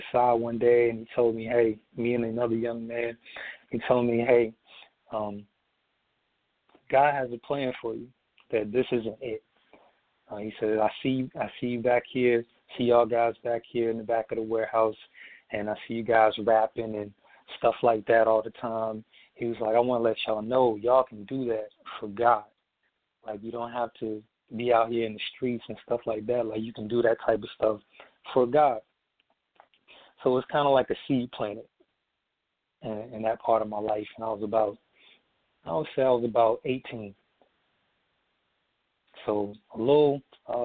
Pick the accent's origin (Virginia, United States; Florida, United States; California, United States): Virginia, United States; Emporia; also born or lived in Norfolk, Virginia; We ended up moving from Norfolk to my hometown, which is my hometown is Emporia, Virginia, small little town.